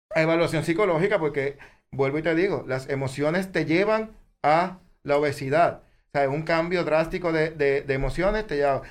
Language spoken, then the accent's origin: Spanish; Puerto Rico; como buen puertorriqueño